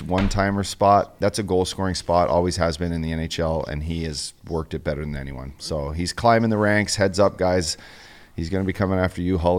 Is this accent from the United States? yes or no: no; Canada; And to me, as a Canadian